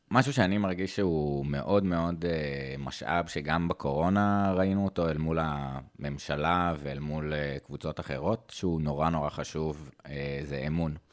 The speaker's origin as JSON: {"language": "Hebrew", "town": "Jerusalem", "region": "Jerusalem District", "country": "Israel", "said": "בתור ירושלמי, אה, היית רואה את כולם, זאת אומרת, מתנחלים, חרדים, ערבים, בכל מיני מקומות, ואין עכשיו מפגשים."}